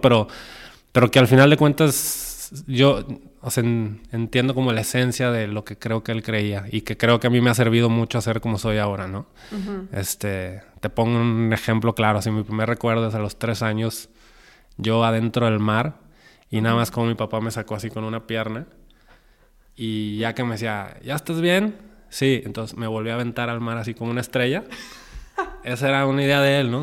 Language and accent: Spanish; Guadalajara, Jalisco, Mexico; soy de Guadalajara, soy mexicano.